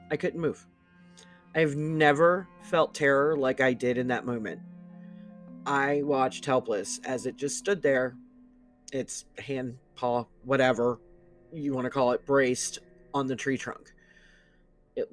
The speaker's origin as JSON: {"language": "English", "area": "Broward County", "region": "South Florida", "country": "United States", "tie": "born or raised there", "said": "I grew up in South Florida, Broward County, to be exact."}